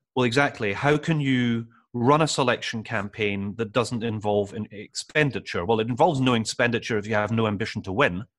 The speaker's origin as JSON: {"language": "English", "town": "Edinburgh", "region": "Scotland", "country": "United Kingdom", "tie": "born or raised there", "also_born_or_lived": "London", "said": "I'm from Edinburgh Central, it's where I went to primary school, where I went to secondary school"}